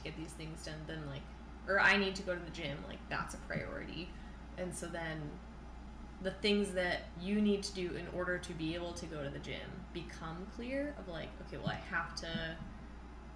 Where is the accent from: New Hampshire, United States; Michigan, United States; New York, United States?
New Hampshire, United States; moved away as an adult; now in Iowa, United States; we're all from New Hampshire.